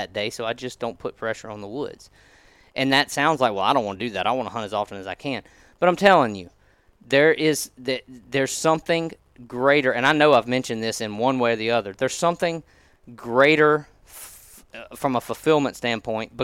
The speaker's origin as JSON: {"language": "English", "region": "Mississippi", "country": "United States", "tie": "born or raised there", "said": "growing up in Mississippi on the Mississippi River"}